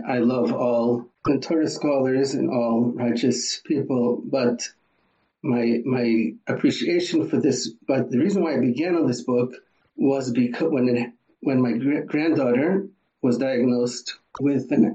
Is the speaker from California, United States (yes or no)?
no; Boston, Massachusetts, United States; also born or lived in New York / São Paulo; now in Israel; I was born in Boston